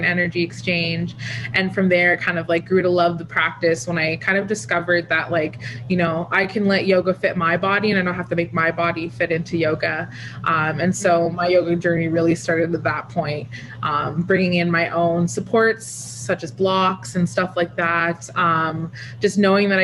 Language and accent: English; Toronto, Ontario, Canada; also born or lived in Ottawa; I grew up in the Scarborough part of Toronto